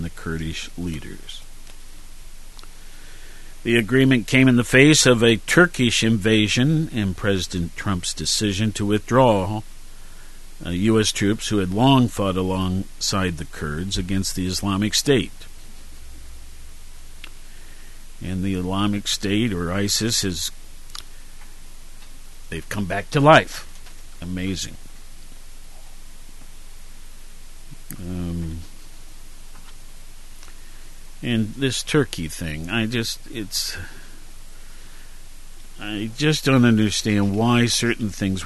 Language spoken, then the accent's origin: English; Worthington, Ohio, United States; moved away; my hometown of Worthington